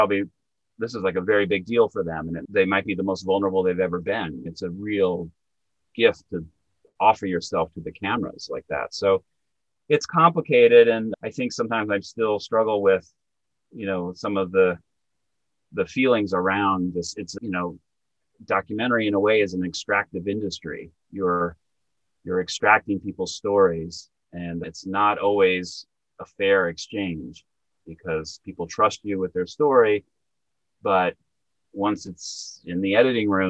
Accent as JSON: {"language": "English", "region": "Montana", "country": "United States", "tie": "born or raised there", "moved": "yes", "lives_now": "New York, United States", "said": "where I grew up in Montana, 9, 10, 11-year-old kids want to play Little League baseball"}